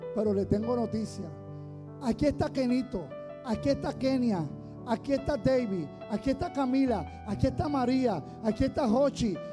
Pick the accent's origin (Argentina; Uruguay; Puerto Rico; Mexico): Puerto Rico; soy de Boriquén